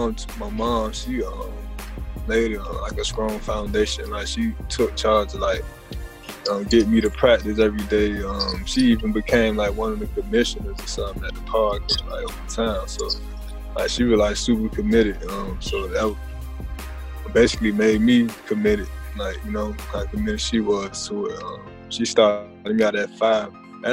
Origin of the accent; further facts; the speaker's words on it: Miami, Florida, United States; moved away as an adult; now in Gwinnett County, Georgia, United States; I'm from Liberty City, Miami-Dade County, 305.